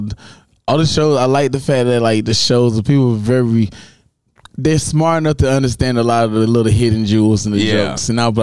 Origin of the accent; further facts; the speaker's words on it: Dublin, Georgia, United States; now in Tampa, United States; Originally from a small town called Dublin, Georgia.